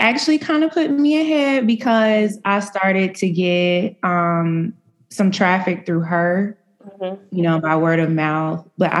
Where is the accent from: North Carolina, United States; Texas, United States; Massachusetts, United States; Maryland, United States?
North Carolina, United States; Raleigh; moved away as an adult; now in Charlotte, United States; I am from Raleigh, North Carolina, but I recently relocated to Charlotte, North Carolina.